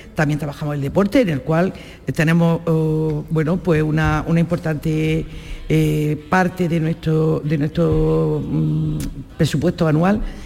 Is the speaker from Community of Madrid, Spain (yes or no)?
no; Baza, Andalusia, Spain; yo soy de Baza, soy vecina, yo soy de la provincia de Granada.